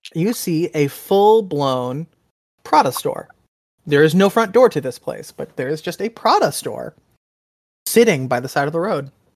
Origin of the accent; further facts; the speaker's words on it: Texas, United States; my home state of Texas